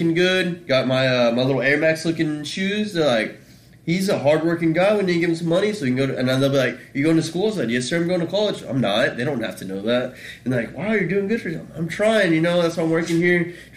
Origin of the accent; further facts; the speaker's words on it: Mexico; moved away; I'm from Mexico